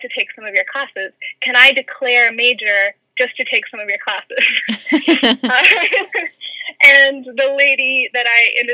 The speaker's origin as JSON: {"language": "English", "town": "Lexington", "region": "Kentucky", "country": "United States", "also_born_or_lived": "Georgia", "said": "I'm from Lexington originally"}